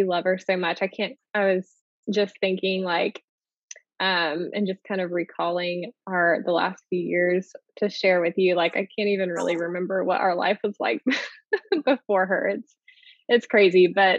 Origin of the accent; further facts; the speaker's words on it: Florida, United States; also born or lived in Oregon, United States; now in Billings, United States; So I'm originally from Florida, which we have that in common. So I moved from Florida when we got married to Oregon.